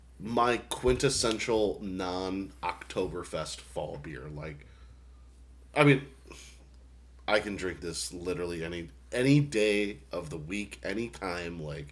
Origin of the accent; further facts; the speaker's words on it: Boston, Massachusetts, United States; I'm from Boston, so.